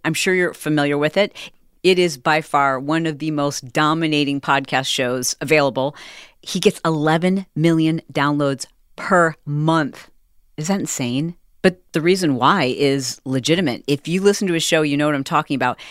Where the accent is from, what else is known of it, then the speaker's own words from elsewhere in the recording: Michigan, United States; We're both from Michigan